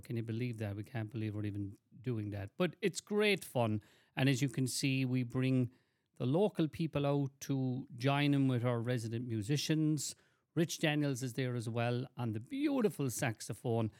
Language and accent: English; Cork, Munster, Ireland; moved away; growing up in Cork